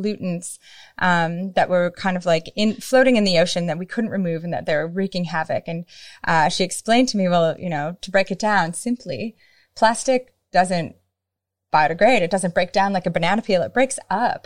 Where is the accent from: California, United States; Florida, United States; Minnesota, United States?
Minnesota, United States; I grew up in Minnesota, which is a state at the very top near Canada